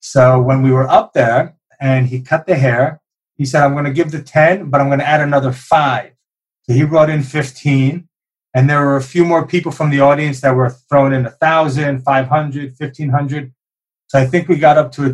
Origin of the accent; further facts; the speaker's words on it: New York City, New York, United States; also born or lived in Brooklyn, New York; Raised in Lower East Side of Manhattan